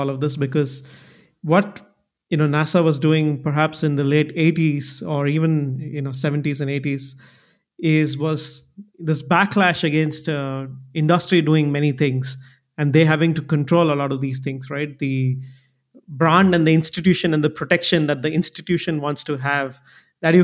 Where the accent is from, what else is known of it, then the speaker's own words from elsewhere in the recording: India; where I come from India